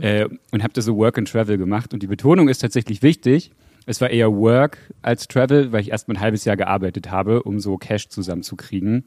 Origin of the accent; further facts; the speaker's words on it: Westdorf, Saxony-Anhalt, Germany; Spezifisch gesagt in einem Dorf in Sachsen-Anhalt. Da habe ich, ähm, hab ich gewohnt und gelebt mit meinen Eltern und bin da groß geworden, seit ich sieben war.